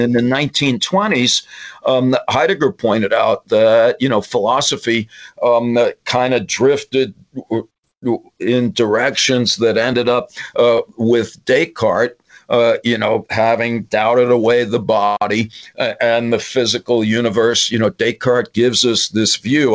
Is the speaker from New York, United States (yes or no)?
yes; New York, United States; I'm from New York